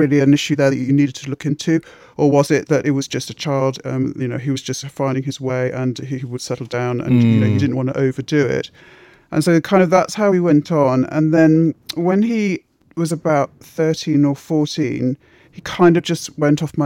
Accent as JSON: {"language": "English", "region": "Midlands", "country": "United Kingdom", "tie": "born or raised there", "moved": "as an adult", "lives_now": "London, United Kingdom", "said": "I grew up in the Midlands. I came here in my 20s"}